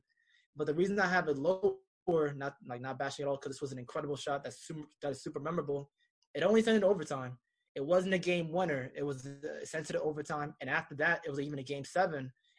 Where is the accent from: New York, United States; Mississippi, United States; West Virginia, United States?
New York, United States; I'm a New Yorker